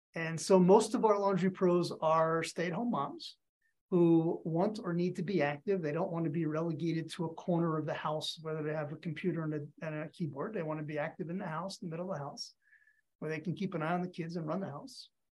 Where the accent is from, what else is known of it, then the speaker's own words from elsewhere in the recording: outside of Philadelphia, Pennsylvania, United States; I grew up outside of Philadelphia.